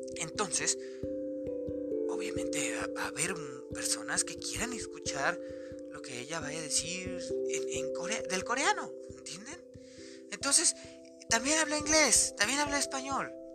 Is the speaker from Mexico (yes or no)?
yes; Mexico; soy mexicano